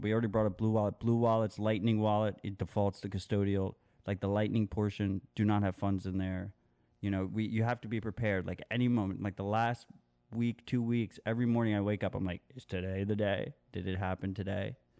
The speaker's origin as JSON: {"language": "English", "country": "United States", "said": "as an American"}